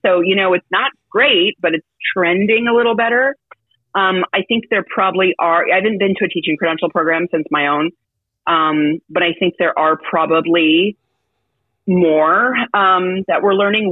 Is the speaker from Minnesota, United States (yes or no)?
no; Petaluma, California, United States; also born or lived in San Francisco, United States; we grew up in Petaluma